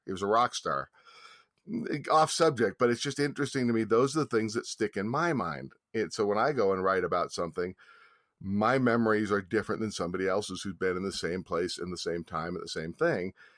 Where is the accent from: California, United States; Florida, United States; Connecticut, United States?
California, United States; San Francisco; growing up in San Francisco